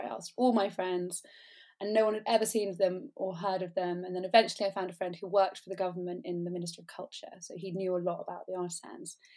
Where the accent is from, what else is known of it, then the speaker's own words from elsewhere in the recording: England, United Kingdom; moved away; also born or lived in Colombia; I come from England